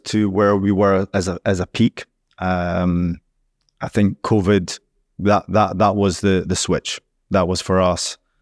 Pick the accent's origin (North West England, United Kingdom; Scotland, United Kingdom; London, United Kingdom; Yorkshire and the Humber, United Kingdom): Scotland, United Kingdom; now in Dubai, United Arab Emirates